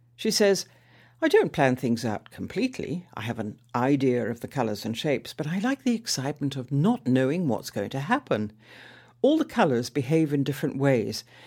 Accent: Manchester, North West England, United Kingdom; also born or lived in London; now in Stalbridge, United Kingdom; I come from Manchester

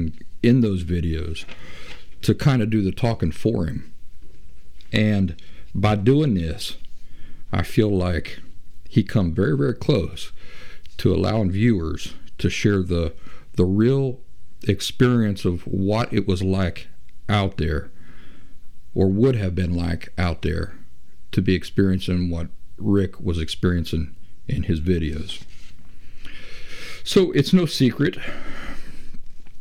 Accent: Appalachia, United States; I'm from Appalachia, the region where West Virginia, Kentucky, and southeastern Ohio all come together

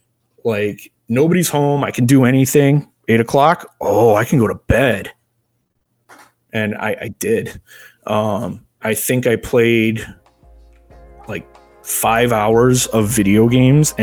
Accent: Crystal Lake, Illinois, United States; I am from Crystal Lake, Illinois

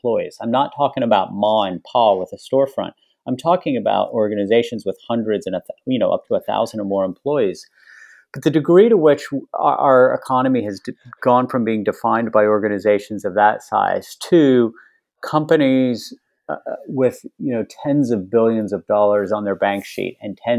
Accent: West Virginia, United States; When I was growing up in West Virginia, there were lots of companies based in West Virginia.

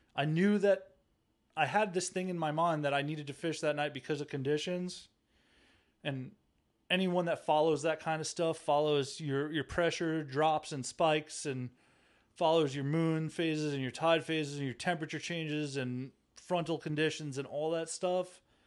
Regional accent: Long Island, New York, United States; moved away; I'm from Long Island, New York, the east end of Long Island. Uh, I grew up in Santa Marich's

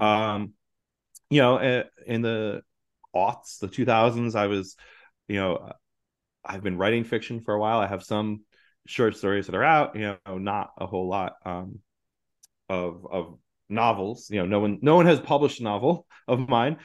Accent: New Jersey, United States; moved away as an adult; now in New York, United States; growing up in North Jersey

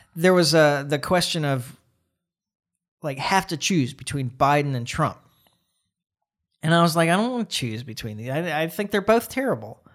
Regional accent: United States

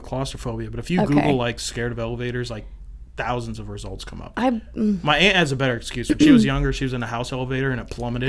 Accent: Kansas, United States; now in South Bend, United States; I'm from Kansas, so she's out there.

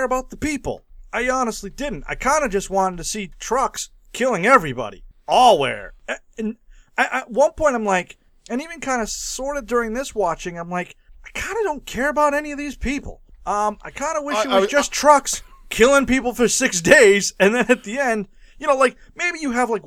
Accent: New England, United States; I'm from New England

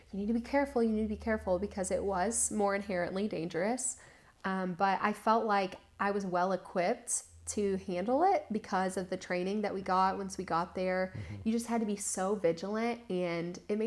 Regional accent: Kentucky, United States; I was from Kentucky

